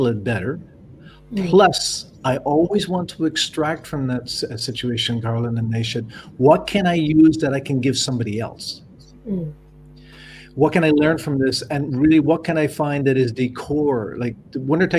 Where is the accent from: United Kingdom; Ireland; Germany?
Ireland; also born or lived in Canada; now in France; I'm Irish. My family in Ireland